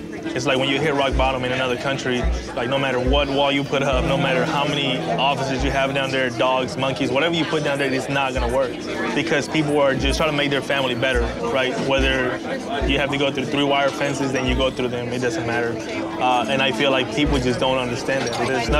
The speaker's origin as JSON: {"language": "English", "region": "Mexico City", "country": "Mexico", "tie": "born or raised there", "lives_now": "Houston, United States", "said": "I'm the executive chef at Toot Suite. It's a local cafe. I was born and raised in Mexico City, and I've been in Houston for roughly 20 years."}